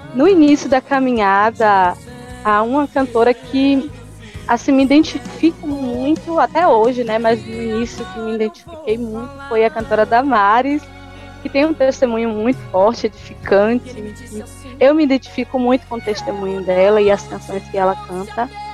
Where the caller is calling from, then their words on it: Jequié, Bahia, Brazil; eu falo da cidade de Jequié, na Bahia. Tenho 23 anos